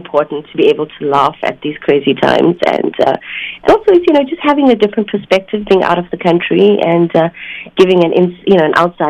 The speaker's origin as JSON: {"language": "English", "country": "South Africa", "tie": "born or raised there", "moved": "yes", "said": "I was born in South Africa, of Indian descent."}